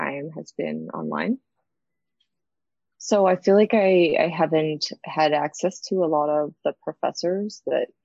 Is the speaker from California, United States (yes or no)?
yes; Central California, United States; now in Los Angeles, United States; I grew up in Central California